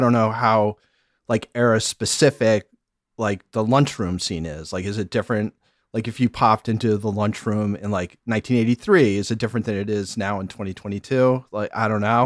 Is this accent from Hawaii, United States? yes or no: no; Syracuse, New York, United States; we moved all over the place until I was in fifth grade, and then we settled, uh, in, just outside Syracuse, New York, upstate New York